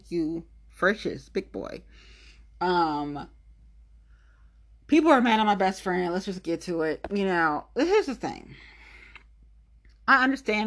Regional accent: Ohio, United States; I'm from Ohio

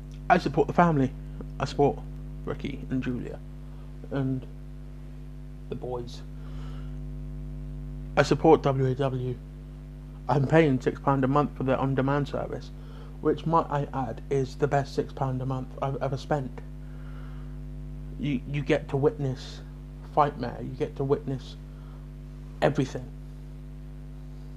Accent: Bridgwater, South West England, United Kingdom; I'm from Bridgewater

